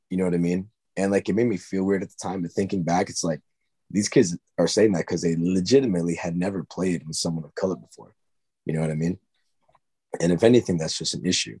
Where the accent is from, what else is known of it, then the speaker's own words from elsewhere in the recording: Long Island, New York, United States; we're from Long Island